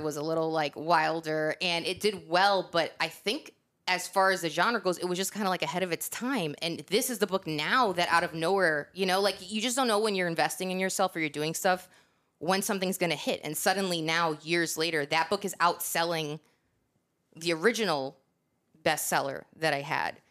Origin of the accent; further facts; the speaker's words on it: New York, United States; moved away; also born or lived in Northeast; I'm from New York